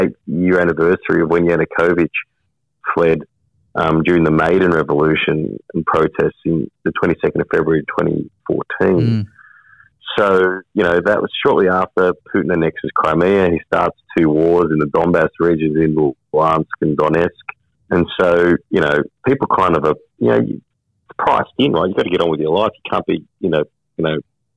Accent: Wollongong, New South Wales, Australia; I'm from the Gong.

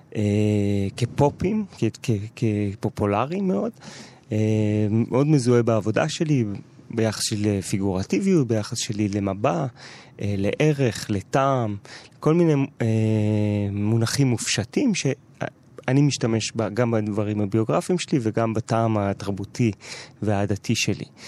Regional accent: Jerusalem, Jerusalem District, Israel; גדלתי בשכונת גילו את השנים המשמעותיות בהסללה שלי

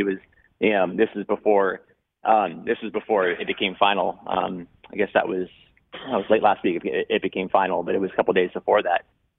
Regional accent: West Coast, United States; I'm from the West Coast

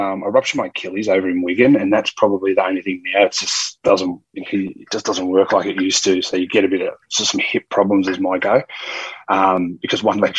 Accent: Inverell, New South Wales, Australia; Yeah, we're 15 minutes from Tinga, yeah.

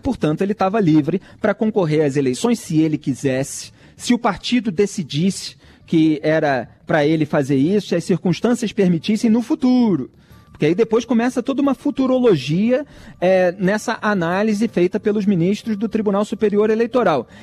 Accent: Rio de Janeiro, Brazil; eu sou do Rio de Janeiro

